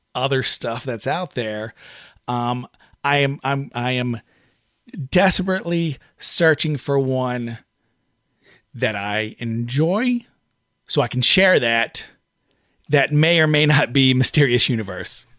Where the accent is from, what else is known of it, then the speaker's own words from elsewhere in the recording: United States; we're Americans